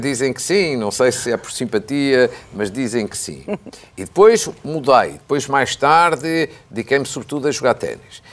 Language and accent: Portuguese; the North, Northern Portugal, Portugal; moved away; also born or lived in Coimbra; Quando eu era miúdo, ainda vivendo no Norte